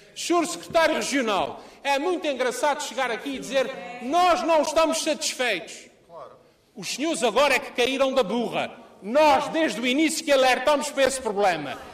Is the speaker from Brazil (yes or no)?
no; Lajes do Pico, Azores, Portugal